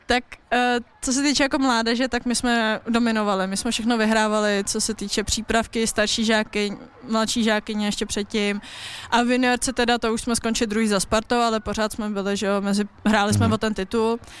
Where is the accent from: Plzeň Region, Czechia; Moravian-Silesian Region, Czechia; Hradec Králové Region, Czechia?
Plzeň Region, Czechia; Plzeň; moved away as an adult; Plzeň, že moje rodné město, já mám strašně ráda to město, ráda se tam vracím